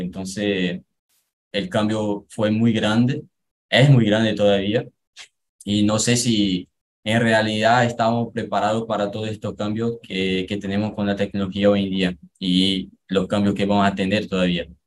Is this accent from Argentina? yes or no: no; Pernambuco, Brazil; Spanish is a second language; soy de Pernambuco